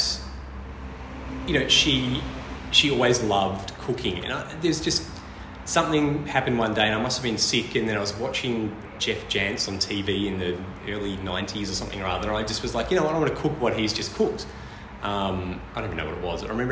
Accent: Hobart, Tasmania, Australia; moved away as an adult; now in Melbourne, Australia; I'm actually from Tasmania, from Hobart.

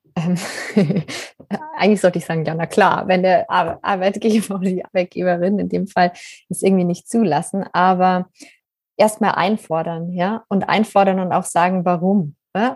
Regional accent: Bavaria, Germany; ich bin ja in Bayern auf einem Bauernhof aufgewachsen

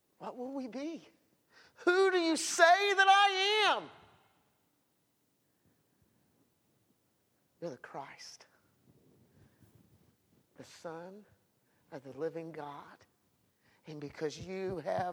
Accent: United States; I'm all American. I believe in America. I am one

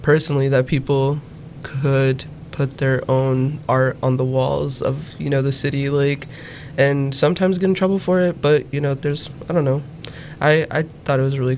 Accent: Chicago, Illinois, United States; growing up in Pilsen

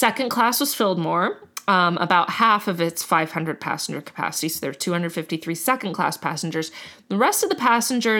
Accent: Miami, Florida, United States; I'm from Miami

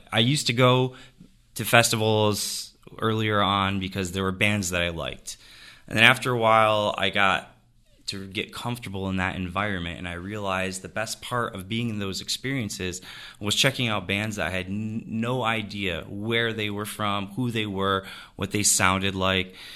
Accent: Jamestown, New York, United States; moved away; I'm from Jamestown. My family's from here. We've been here forever

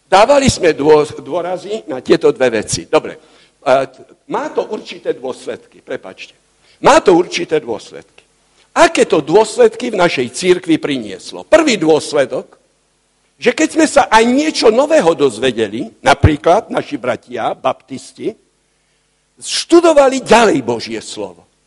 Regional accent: Slovakia

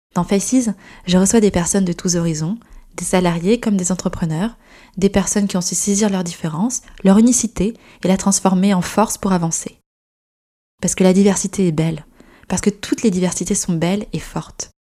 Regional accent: Gironde, Nouvelle-Aquitaine, France; also born or lived in United Kingdom; now in Paris, France; je suis originaire d'un petit village de Gironde, et je vis aujourd'hui à Paris depuis quelques années maintenant

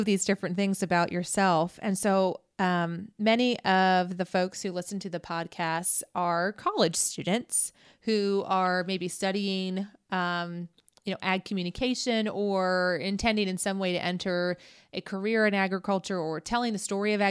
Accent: Findlay, Ohio, United States; also born or lived in Wooster, Ohio; I grew up near Findlay

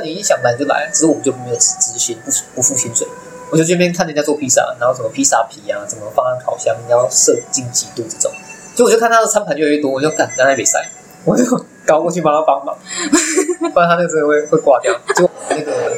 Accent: Chiayi, Taiwan; 我是嘉义的嘛

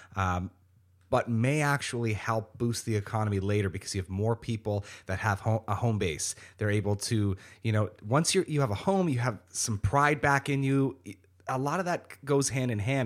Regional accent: Niagara Falls, Ontario, Canada; also born or lived in Welland; I was born and raised in Niagara Falls

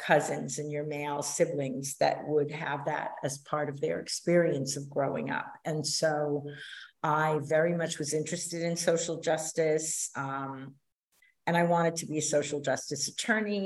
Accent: New York City, New York, United States; accent: New York; moved away as an adult; also born or lived in New Orleans, Louisiana / Greenville, North Carolina; I am a New York City girl, New York City born and raised, and I very much identify as a New Yorker.

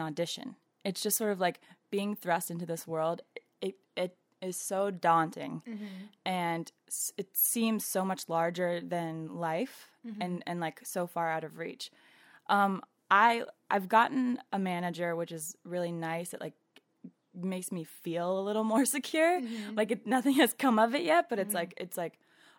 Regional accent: Atlanta, Georgia, United States; moved away as an adult; now in New York, United States; going home to Atlanta

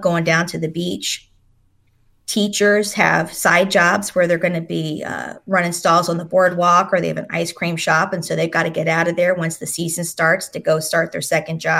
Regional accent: New Jersey, United States; moved away as an adult; also born or lived in North Carolina; growing up in South Jersey

